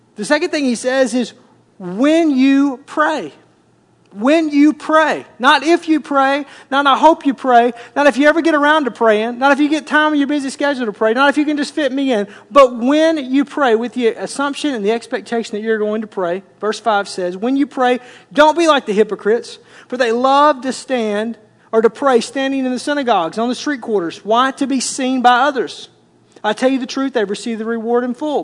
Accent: Arkansas, United States; I grew up in Arkansas

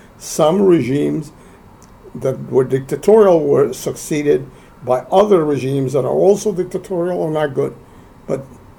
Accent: Cuba; moved away as an adult; also born or lived in New York; I was born in Cuba in 1939

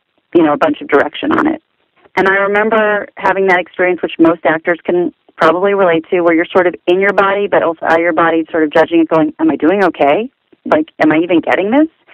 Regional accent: Southern California, United States; growing up in Southern California

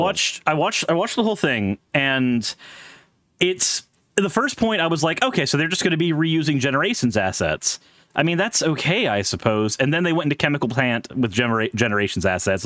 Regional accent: Pensacola, Florida, United States; I grew up in Pensacola. That's tourist South

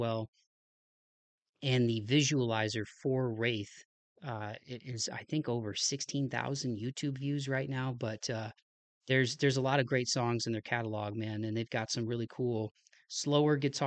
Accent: Toledo, Ohio, United States; my home state of Ohio as a Toledo native and an Ohio native

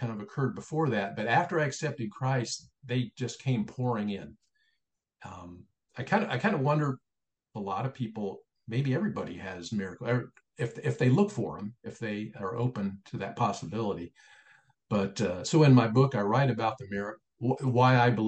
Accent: Springfield, Ohio, United States; moved away as an adult; Springfield, Ohio became my hometown.

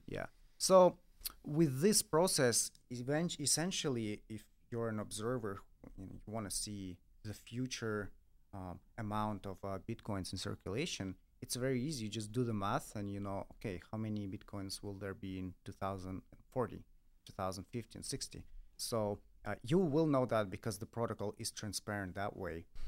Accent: Russia; I come from Russia

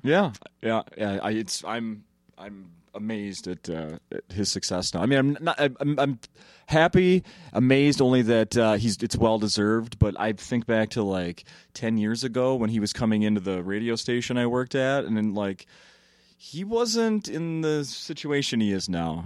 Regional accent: Saint Paul, Minnesota, United States; I grew up in Saint Paul, so not a small town

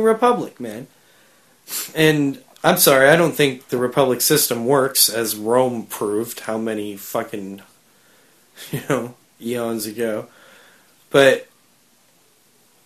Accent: Canada; We're still very, very British up here in Canada.

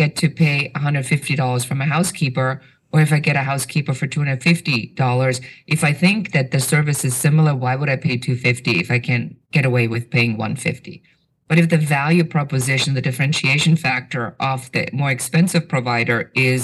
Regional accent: Germany; moved away; I have an accent. So I'm originally from Germany

